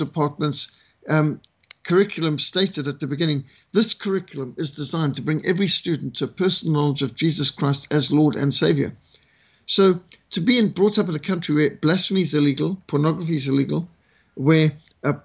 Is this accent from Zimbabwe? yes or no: yes; Zimbabwe; now in South Africa; I was brought up in Rhodesia